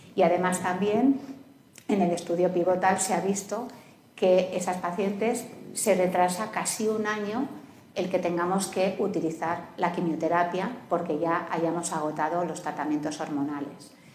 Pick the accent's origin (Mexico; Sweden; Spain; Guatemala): Spain; Canary Islands; Yo, por ejemplo, vengo de Canarias, ¿no? O sea, estamos a 3.000 kilómetros de la península